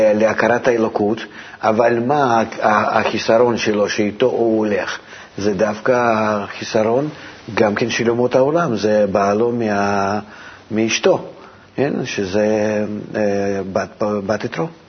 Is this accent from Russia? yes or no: yes; Russia; moved away; אני מרוסיה